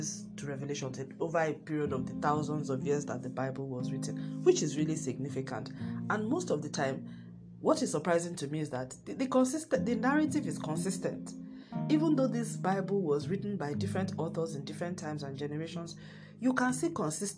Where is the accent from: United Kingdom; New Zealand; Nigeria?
Nigeria; my home country, Nigeria